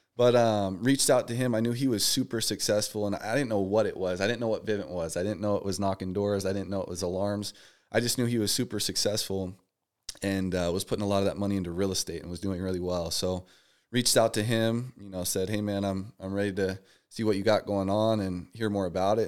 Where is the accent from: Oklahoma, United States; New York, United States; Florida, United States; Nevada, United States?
Nevada, United States; Las Vegas; moved away as an adult; now in Texas, United States; I was born and raised out here in Vegas